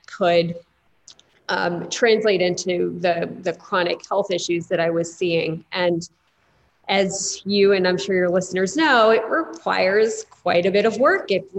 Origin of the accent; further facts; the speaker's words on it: New Jersey, United States; now in New York, United States; I grew up in the Northeast, in New Jersey, right outside of New York City